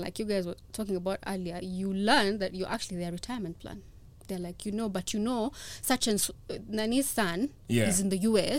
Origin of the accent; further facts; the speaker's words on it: Kenya; I'm a Kenyan